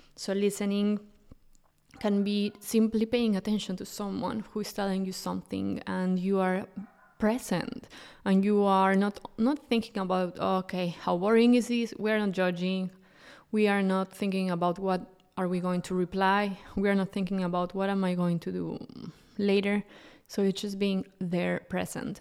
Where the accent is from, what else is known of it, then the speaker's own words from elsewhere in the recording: Mexico; moved away as an adult; now in Europe; I'm originally from Mexico and I moved to Europe six years ago